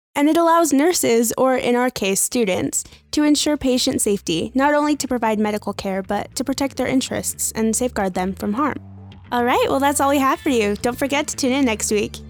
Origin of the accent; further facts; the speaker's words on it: Minnesota, United States; now in Utah, United States; I'm from Minnesota